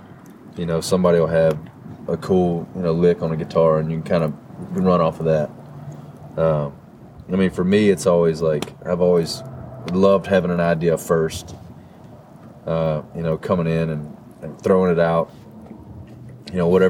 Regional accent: Shreveport, Louisiana, United States; moved away as an adult; now in Nashville, United States; I grew up in Louisiana, Northwest Louisiana

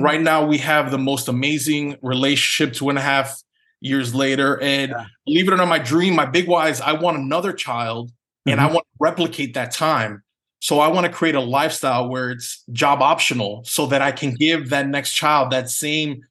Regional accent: New York City, New York, United States; moved away as an adult; also born or lived in Philadelphia; now in Dallas, United States; I was born and raised in Manhattan, New York

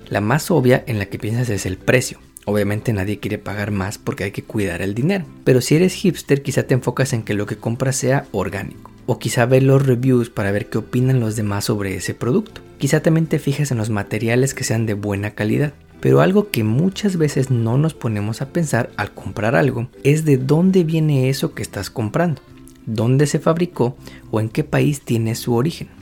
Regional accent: Mexico

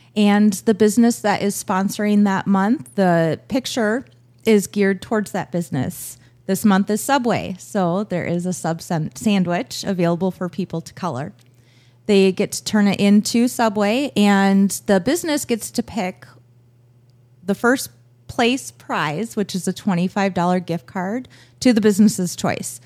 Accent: Buffalo, Minnesota, United States; also born or lived in Las Vegas / Waconia; now in Annandale, United States; I grew up in Buffalo. Uh, both my husband and I graduated from Buffalo High School

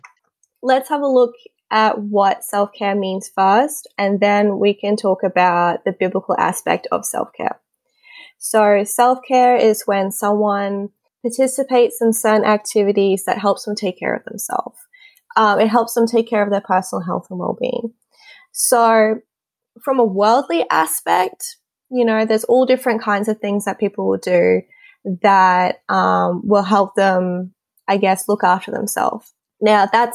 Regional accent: Australia; I'm from Australia, as you can tell from my accent

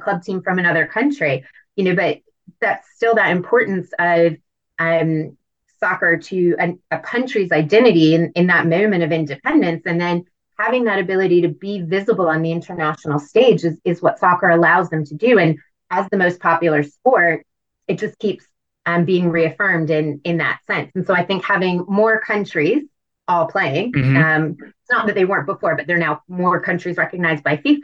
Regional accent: United States; I'm an American

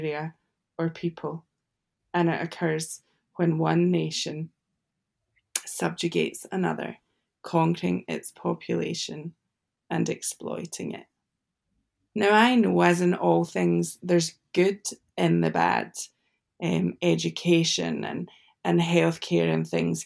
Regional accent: United Kingdom; As a Brit and working for the Freedom Challenge in the USA

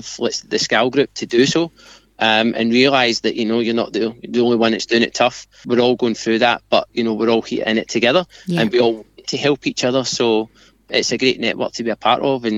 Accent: Glasgow, Scotland, United Kingdom; moved away; I'm from Glasgow

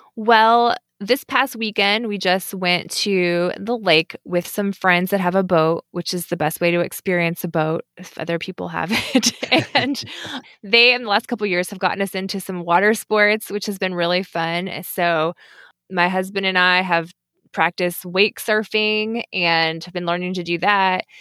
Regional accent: Kentucky, United States; moved away as an adult; also born or lived in Washington, D.C. / Indonesia; I knew I wanted to move back to my home state of Kentucky

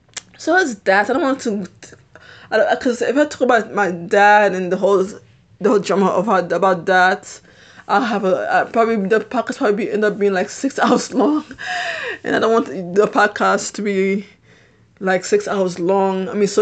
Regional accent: Haiti; born there; I'm born in a different country. I'm not American. I was born in Haiti.

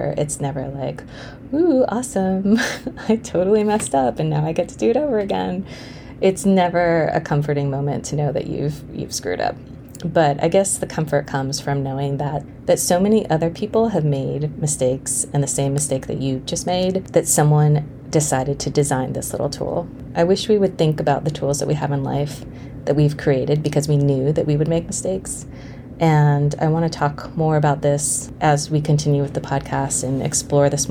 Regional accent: Honolulu, Hawaii, United States; I grew up in Hawaii. We moved there when I was 5

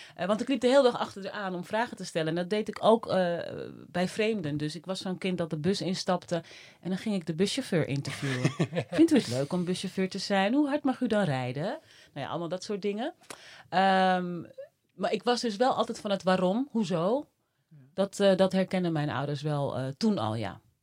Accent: Netherlands; also born or lived in Suriname; ik was anderhalf. En eh, nou ja, sindsdien eh, wonen wij hier

